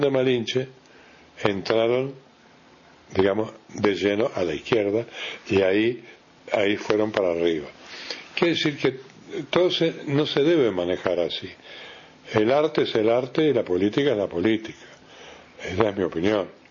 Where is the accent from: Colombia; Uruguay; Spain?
Uruguay; Rocha; moved away; also born or lived in Montevideo; yo soy de Roche